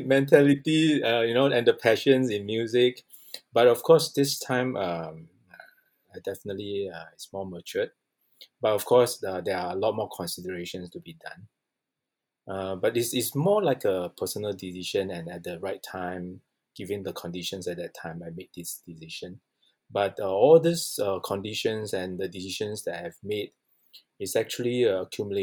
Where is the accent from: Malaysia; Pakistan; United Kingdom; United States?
Malaysia; I grew up in Malaysia.